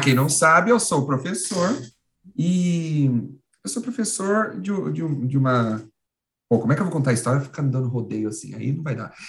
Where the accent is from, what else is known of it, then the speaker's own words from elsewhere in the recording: Caçapava, São Paulo, Brazil; minha cidade lá no interior, que é Caçapava